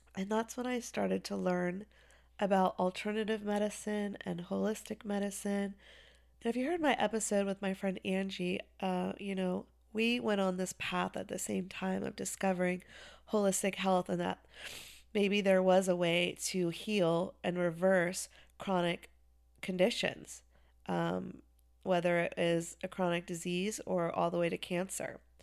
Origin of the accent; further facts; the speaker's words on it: Chapel Hill, North Carolina, United States; also born or lived in Wilmington, North Carolina; I grew up in Chapel Hill, North Carolina.